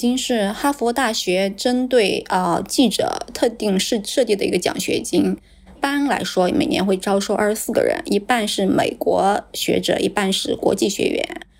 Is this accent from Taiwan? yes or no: no; China; 像我来自于中国，